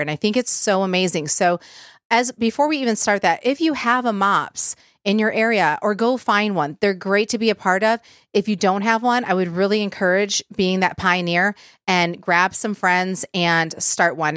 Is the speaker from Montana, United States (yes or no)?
no; Michigan, United States; I'm from Michigan